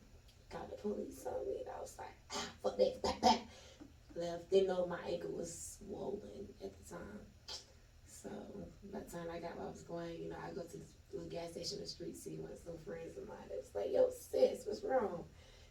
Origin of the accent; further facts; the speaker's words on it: Jacksonville, Florida, United States; also born or lived in Newnan, Georgia / Coweta County, Georgia; Duval, Florida. That's where I'm originally from